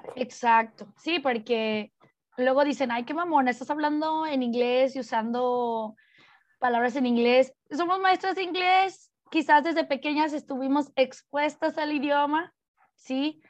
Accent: Mexico; como mujer mexicana

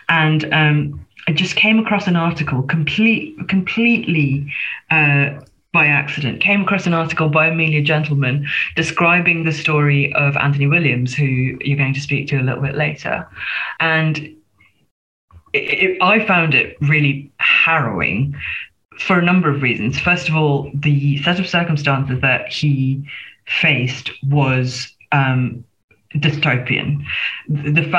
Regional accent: Singapore; moved away as an adult; now in United Kingdom; I'm a migrant. I was born in Singapore, again, so an ex-colony. And I came here as a student in the first instance.

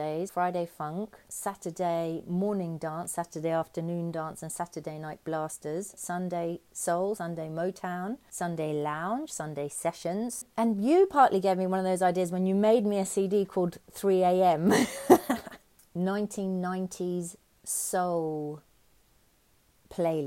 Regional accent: London, United Kingdom; now in Auckland, New Zealand; I grew up in Finsbury Park in London.

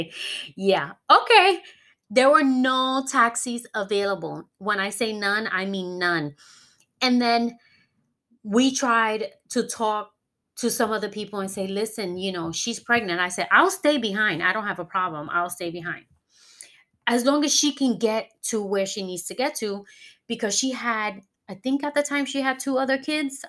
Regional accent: New York, United States; moved away as an adult; now in Florida, United States; New York is my hometown, and I will always represent my hometown

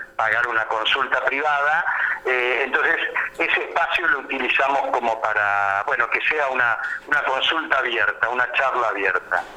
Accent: Buenos Aires, Argentina; moved away as an adult; now in Federal, Argentina; yo soy de Buenos Aires

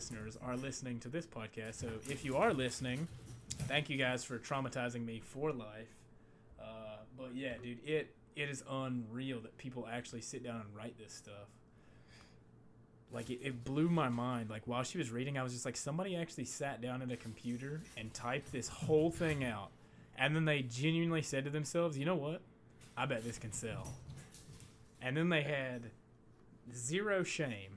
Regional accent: Appalachia, United States; I grew up like in Appalachian America

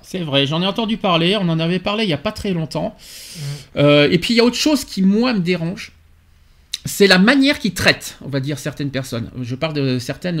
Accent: France; chez nous en France

